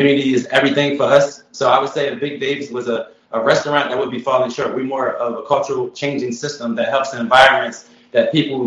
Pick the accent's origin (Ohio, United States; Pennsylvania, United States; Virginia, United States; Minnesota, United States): Pennsylvania, United States; Philadelphia; moved away as an adult; now in Atlanta, United States; I'm from West Philadelphia, born and raised just like Will Smith